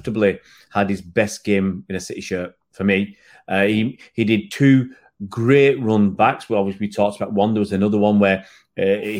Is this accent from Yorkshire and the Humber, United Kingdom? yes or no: no; Manchester, North West England, United Kingdom; We're from Manchester